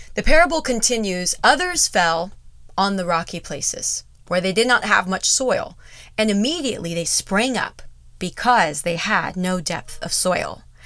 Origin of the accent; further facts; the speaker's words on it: United States; we are so in danger of as American Christians